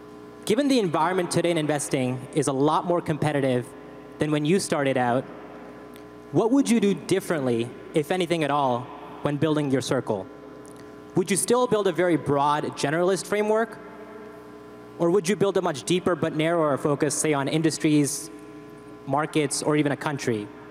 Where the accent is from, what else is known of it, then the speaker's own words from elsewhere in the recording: Mississauga, Ontario, Canada; now in New York, United States; I'm from Mississauga in Canada, and now live in New York.